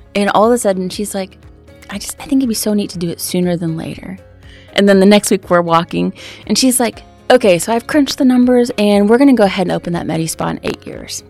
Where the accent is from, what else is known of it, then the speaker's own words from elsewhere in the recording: Texas, United States; moved away as an adult; now in Alaska, United States; I'm a Texan. My family's in Texas